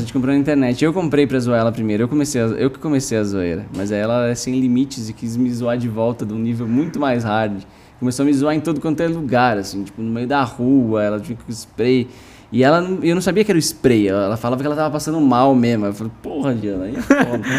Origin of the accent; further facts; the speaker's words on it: São Paulo, Brazil; eu cresci em Pinheiros, depois em Vila Madalena